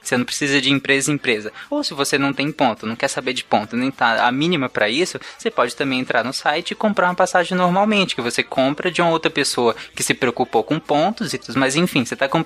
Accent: Bahia, Brazil; eu, eu sou eu, baiano, viu?

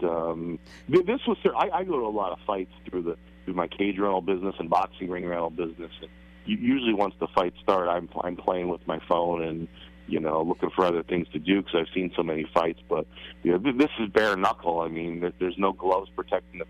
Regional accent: Hunlock Creek, Pennsylvania, United States; I grew up in Hunlock Creek

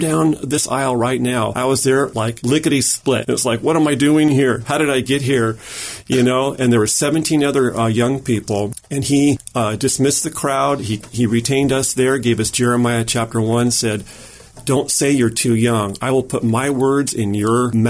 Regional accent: Newport Beach, California, United States; also born or lived in Anaheim, California; I was born in Newport Beach, California. So I was an Orange County boy

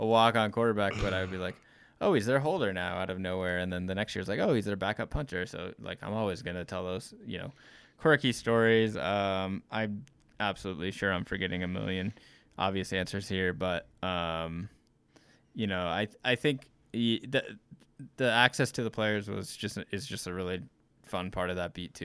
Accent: Missouri, United States; moved away as an adult; now in Wyoming, United States; I grew up in Missouri, went to school in Missouri, um, had only lived in, you know, three different cities, but all in Missouri

